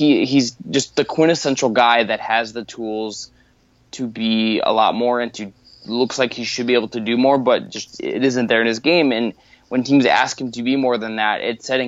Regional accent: Cleveland, Ohio, United States; I am born and raised in Cleveland

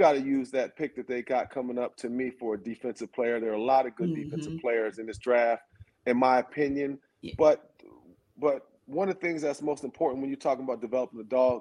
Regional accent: Athens, Georgia, United States; I'm from Athens

